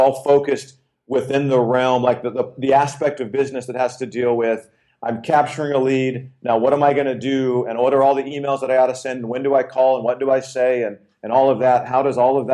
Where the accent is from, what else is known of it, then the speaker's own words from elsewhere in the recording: Arizona, United States; born and raised in Arizona